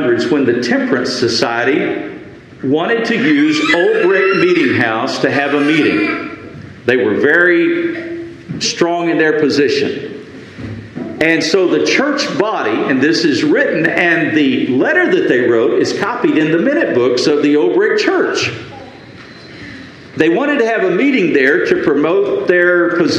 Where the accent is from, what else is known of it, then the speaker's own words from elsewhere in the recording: Lubbock, Texas, United States; moved away as an adult; the church that I grew up in Lubbock, Texas